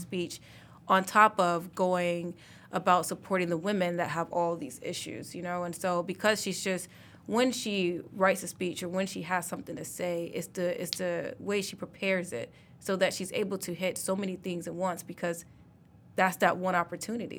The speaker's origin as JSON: {"language": "English", "region": "Mississippi", "country": "United States", "moved": "yes", "lives_now": "Detroit, United States", "said": "I'm from Mississippi, most people think that I'm a native of Detroit"}